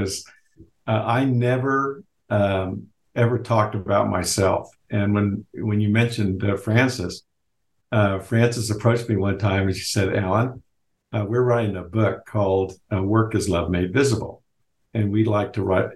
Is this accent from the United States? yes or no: yes; Lawrence, Kansas, United States; I grew up in Lawrence, Kansas, where the University of Kansas is